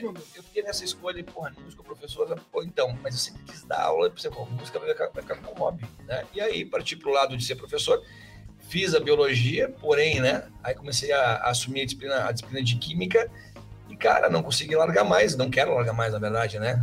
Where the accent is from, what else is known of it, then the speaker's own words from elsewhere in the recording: Palotina, Paraná, Brazil; eu sou lá do interior do Paraná, lá do meio do soja.